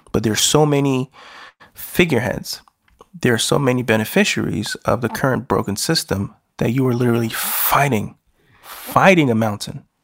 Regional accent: Nigeria; I'm a Nigerian who's living in the Western world.

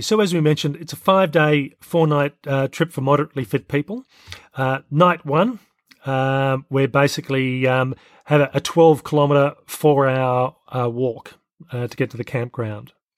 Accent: Australia; I'm Australian and I've lived in Australia for most of my life, not all

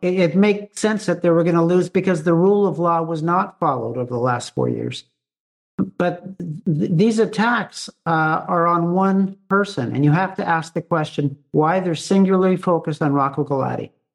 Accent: Canada; as a Canadian

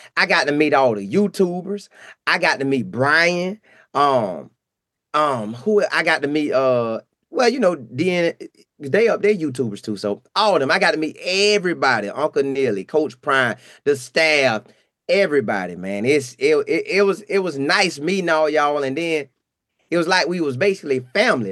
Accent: Bartow, Florida, United States; I'm from Bartow, Florida

